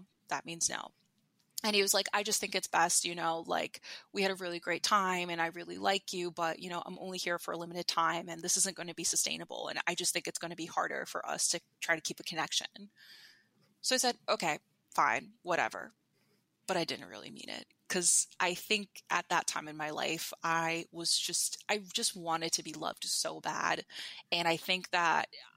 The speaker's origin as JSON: {"language": "English", "town": "New York City", "region": "New York", "country": "United States", "said": "as a New Yorker"}